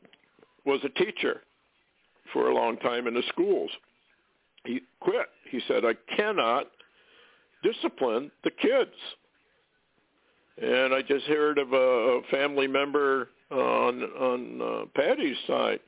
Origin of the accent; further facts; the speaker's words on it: Vermont, United States; when I was a little kid growing up in Vermont